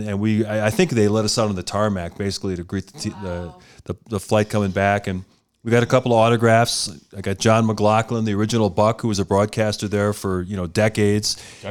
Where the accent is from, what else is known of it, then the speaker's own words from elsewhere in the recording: Milwaukee, Wisconsin, United States; for someone who grew up, born and raised in Milwaukee